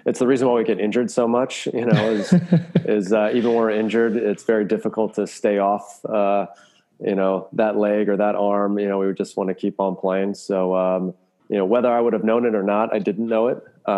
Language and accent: English; Maryland, United States; moved away as an adult; also born or lived in Florida / Belgium; growing up in Maryland